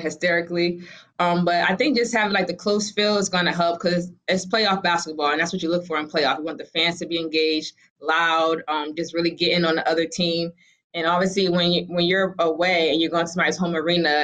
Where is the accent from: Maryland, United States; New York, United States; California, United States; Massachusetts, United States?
Massachusetts, United States; Boston; I'm from Boston